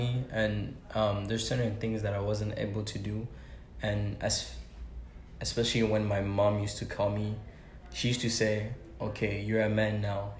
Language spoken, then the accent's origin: English; Belgium; I grew up in Belgium